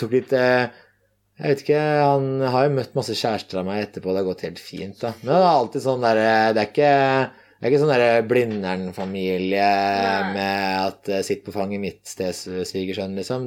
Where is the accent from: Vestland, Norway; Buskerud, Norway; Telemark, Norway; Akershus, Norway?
Akershus, Norway; Asker; hjemme i Asker da, så er barndomsrommet til meg og broren min mm. intakt